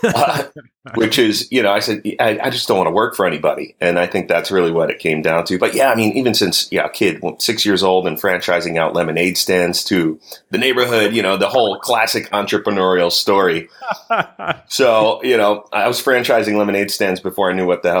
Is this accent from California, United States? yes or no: no; New Jersey, United States; growing up on the East Coast, you know, being a New Jersey kid, the winters were rough